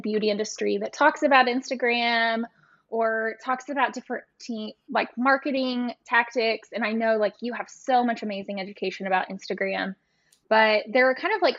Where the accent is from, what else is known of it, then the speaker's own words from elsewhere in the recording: a small town in East Texas, United States; ending up back in my hometown